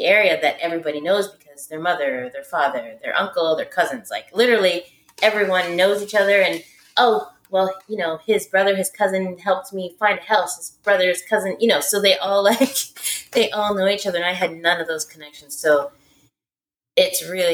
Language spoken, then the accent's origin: English; Canada; I'm Canadian.